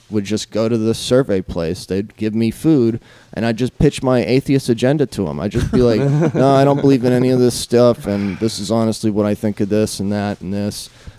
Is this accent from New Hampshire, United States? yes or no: yes; Manchester, New Hampshire, United States; moved away as an adult; also born or lived in California; now in Las Vegas, United States; I'm from New Hampshire originally. Manchester, New Hampshire.